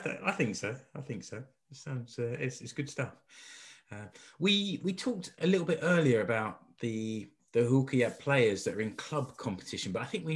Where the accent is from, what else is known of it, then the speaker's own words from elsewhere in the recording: United Kingdom; now in Finland; me here as a Brit